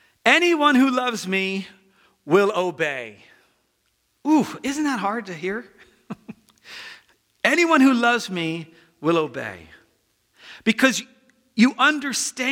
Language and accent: English; United States; I'm American